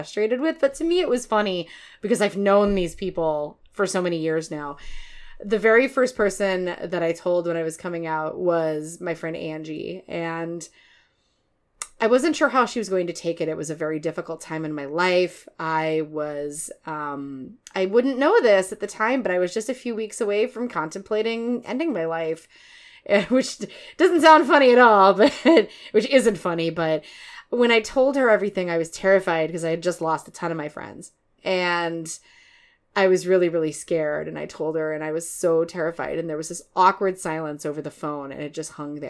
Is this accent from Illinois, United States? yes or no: yes; Chicago, Illinois, United States; also born or lived in Detroit, Michigan; now in Minneapolis, United States; I'm originally from Chicago